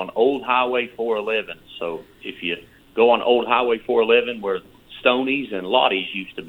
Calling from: Benton, Tennessee, United States; I'm calling you from Benton, Tennessee.

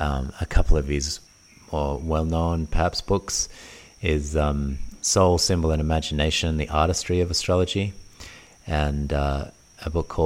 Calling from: Bali, Indonesia; I'm tuning in from Bali in Indonesia, and you can hear the sounds of Bali in the background of our podcast today.

